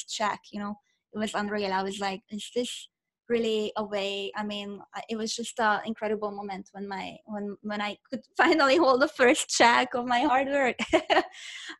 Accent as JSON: {"language": "English", "region": "Budapest", "country": "Hungary", "tie": "born or raised there", "second_language": "English", "moved": "yes", "lives_now": "Orange County, United States", "said": "I'm originally from Budapest, Hungary. I was born and raised in Hungary."}